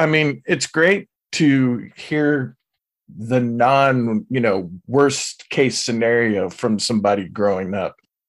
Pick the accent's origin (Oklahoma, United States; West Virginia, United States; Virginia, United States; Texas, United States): Oklahoma, United States; So, yeah, no, I grew up on Tinker. So I, too, lived on the military base.